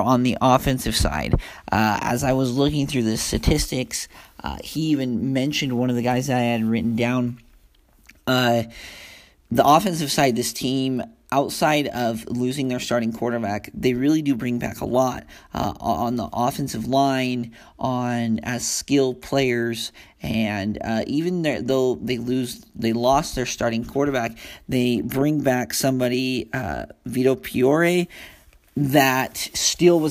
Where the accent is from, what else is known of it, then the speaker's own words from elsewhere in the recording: Ogden, Utah, United States; I grew up in Ogden, so I was around Weber State, and I'm down here around SUU